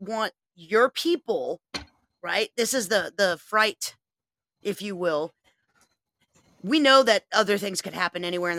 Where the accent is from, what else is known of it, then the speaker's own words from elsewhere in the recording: United States; I'm an American.